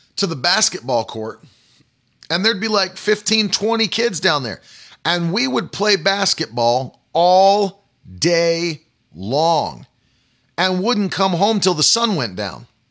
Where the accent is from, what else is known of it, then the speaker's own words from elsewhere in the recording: West Virginia, United States; moved away; when I was a, a kid, like, you know, growing up in West Virginia